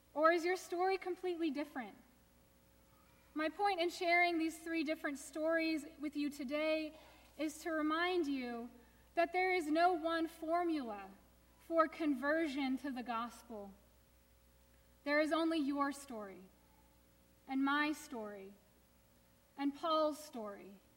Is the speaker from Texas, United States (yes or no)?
yes; Houston, Texas, United States; I grew up in Houston, suburban Houston, definitely the South